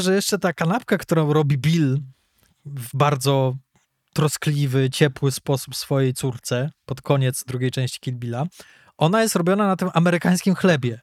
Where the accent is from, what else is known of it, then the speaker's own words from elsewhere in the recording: Poland; my jesteśmy z Polski